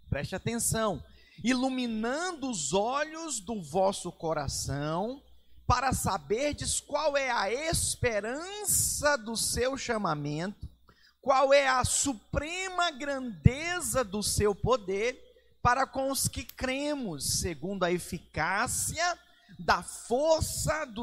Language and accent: Portuguese; Manaus, Amazonas, Brazil; eu sou de Manaus, Amazonas.